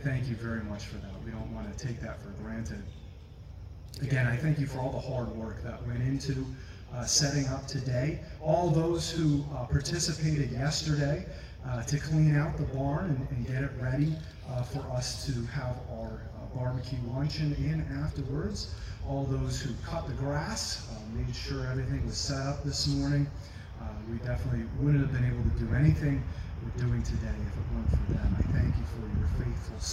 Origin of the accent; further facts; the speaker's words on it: Auburn, New York, United States; moved away as an adult; now in Philadelphia, United States; I grew up in a small city named Auburn, New York, just outside of Syracuse, New York